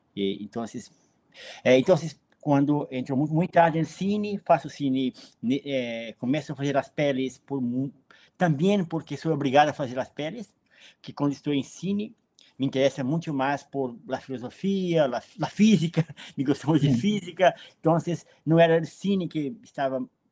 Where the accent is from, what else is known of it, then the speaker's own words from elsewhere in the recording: Brazil; Eu vivo na periferia há, há 50 anos. Nasci na periferia.